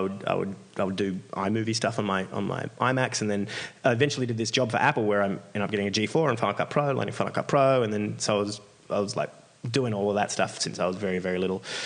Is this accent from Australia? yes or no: yes; Australia; I'm this Australian guy